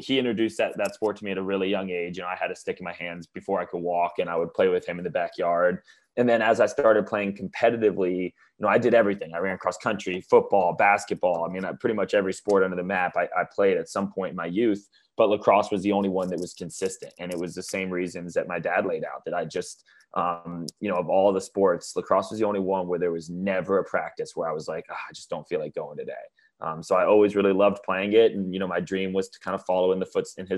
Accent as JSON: {"language": "English", "town": "Atlanta", "region": "Georgia", "country": "United States", "tie": "born or raised there", "also_born_or_lived": "Baltimore, Maryland / New York City", "said": "I grew up in Atlanta, Georgia. I'm currently live down in Atlanta, Georgia"}